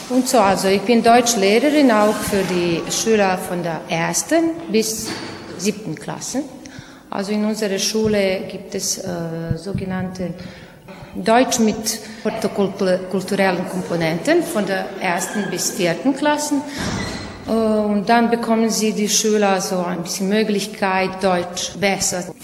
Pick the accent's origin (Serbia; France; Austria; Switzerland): Serbia; Novi Sad, Vojvodina; ich komme aus Novi Sad.